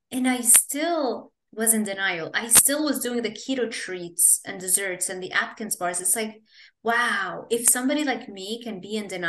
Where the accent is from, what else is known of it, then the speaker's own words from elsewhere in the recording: Lebanon; moved away; also born or lived in Kuwait; I grew up in Lebanon